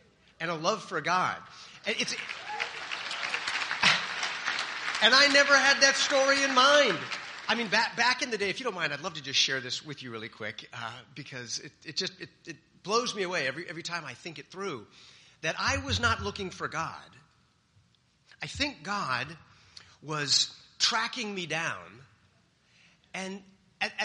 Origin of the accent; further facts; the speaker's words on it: California, United States; I'm from California, the land of fruits and nuts